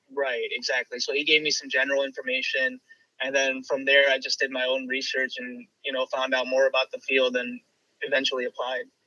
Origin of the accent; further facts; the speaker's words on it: Chicago, Illinois, United States; moved away as an adult; now in Cleveland, United States; born and raised in Chicago.